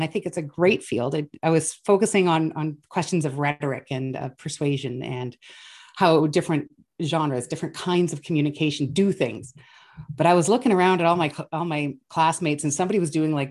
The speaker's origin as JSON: {"language": "English", "town": "Sudbury", "region": "Ontario", "country": "Canada", "tie": "born or raised there", "moved": "as an adult", "said": "I grew up in Northern Ontario, and I grew up in Northern Ontario before there was medical schools there."}